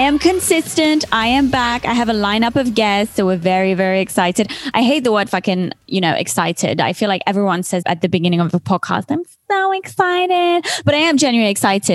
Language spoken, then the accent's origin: English; Switzerland; first language French; English is a second language; moved away as an adult; also born or lived in United Kingdom / Los Angeles; I'm actually from Switzerland, but I grew up in Switzerland